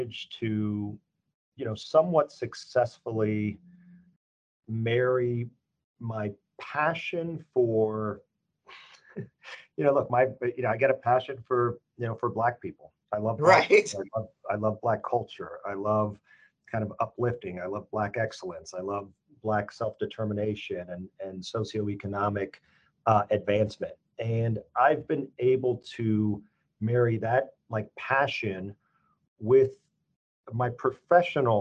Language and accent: English; Chino, California, United States; I grew up in a town called Chino, California